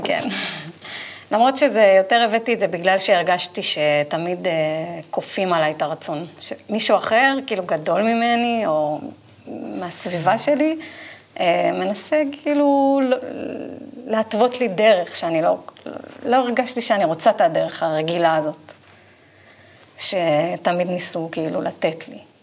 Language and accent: Hebrew; Israel; כי באתי מקיבוץ, גדלתי בקיבוץ